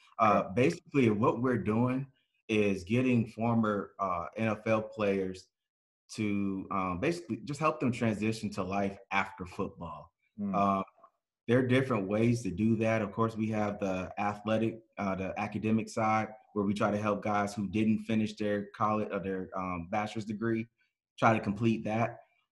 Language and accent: English; Sierra Vista, Arizona, United States; But yeah, Sierra Vista, Arizona, man, that's my hometown. Southeast corner, right by.